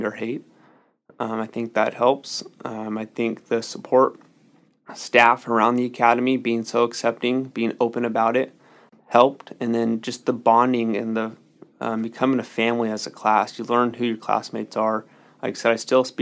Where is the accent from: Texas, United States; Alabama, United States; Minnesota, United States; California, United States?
California, United States; Solano County; I grew up in Solano County, very sheltered to Solano County